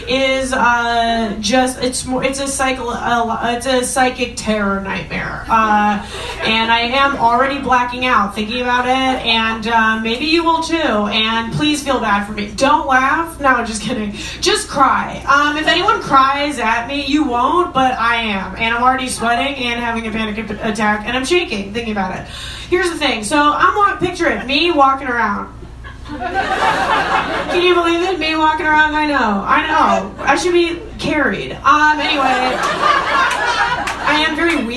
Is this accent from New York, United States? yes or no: yes; Long Island, New York, United States; I'm a Jew from Long Island